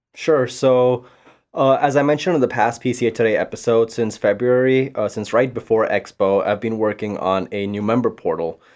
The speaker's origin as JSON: {"language": "English", "country": "Panama", "also_born_or_lived": "India / Florida", "second_language": "English", "moved": "yes", "lives_now": "Saint Louis, United States", "said": "I'm from Panama. I've lived in India. I've lived in Florida."}